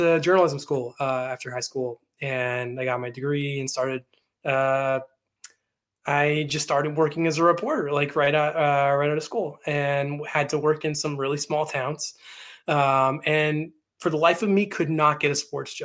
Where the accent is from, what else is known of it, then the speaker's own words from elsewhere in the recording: Vancouver, British Columbia, Canada; in my hometown, in like the Vancouver area